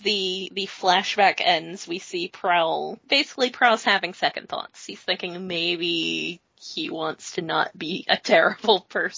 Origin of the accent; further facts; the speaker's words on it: United States; I, as an American